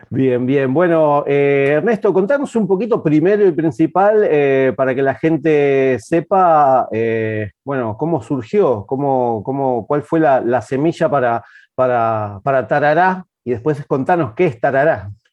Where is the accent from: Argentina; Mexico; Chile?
Argentina; Avellaneda / Quilmes, Buenos Aires Province; yo soy de, Avellaneda Quilmes